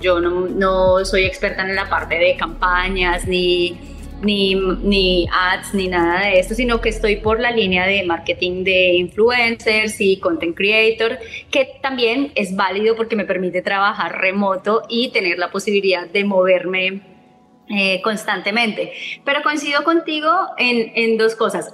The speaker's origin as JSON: {"language": "Spanish", "country": "Colombia", "moved": "yes", "lives_now": "Italy", "said": "yo me encuentro en Italia, que soy colombiana"}